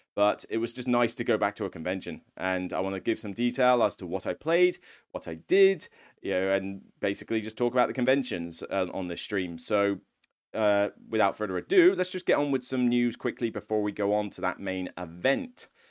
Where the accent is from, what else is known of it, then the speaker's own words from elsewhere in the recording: Somerset, South West England, United Kingdom; moved away; I'm originally from Somerset